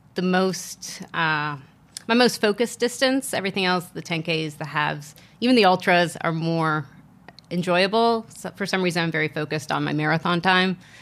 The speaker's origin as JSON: {"language": "English", "region": "Virginia", "country": "United States", "tie": "born or raised there", "also_born_or_lived": "Asia", "moved": "as an adult", "lives_now": "Las Vegas, United States", "said": "growing up in Virginia, going to school, starting work in Virginia, and then living in Asia for two years"}